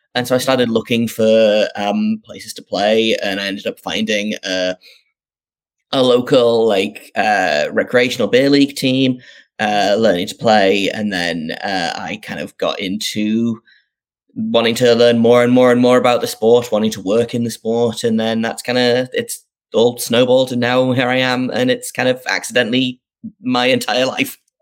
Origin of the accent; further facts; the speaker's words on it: North East England, United Kingdom; I grew up in the northeast of England. Um, if people can't tell from my uh, from my accent